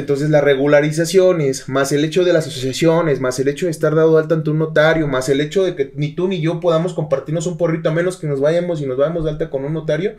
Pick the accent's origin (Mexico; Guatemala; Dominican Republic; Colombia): Mexico; Mecatán, Nayarit; mi pueblo, en Mecatán